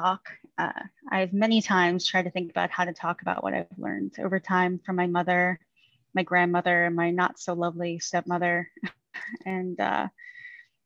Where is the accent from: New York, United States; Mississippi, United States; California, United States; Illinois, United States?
New York, United States; Long Island; also born or lived in Queens, New York; now in Virginia Beach, United States; I grew up in Queens, New York for about 5.5 years of my life until we moved out to Long Island